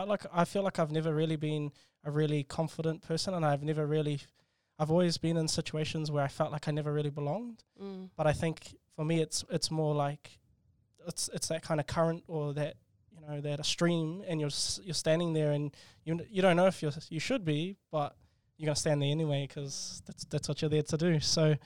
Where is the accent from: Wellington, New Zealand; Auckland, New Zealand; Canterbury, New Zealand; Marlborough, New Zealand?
Auckland, New Zealand; also born or lived in Australia; I was born in Auckland, but then I moved to Australia really early on, and I did about till I was about eight, and then me and my parents moved back here, and I grew up in GI since then, and that's pretty much my home